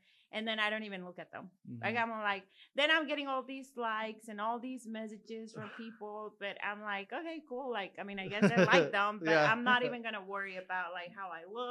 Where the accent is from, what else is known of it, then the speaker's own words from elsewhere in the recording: Mexico; you know, I grew up in Mexico.